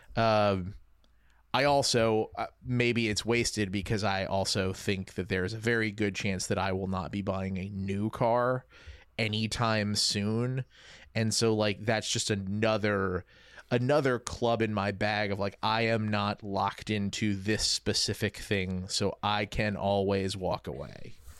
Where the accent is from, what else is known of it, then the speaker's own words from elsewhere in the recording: Louisiana, United States; moved away; I grew up in Louisiana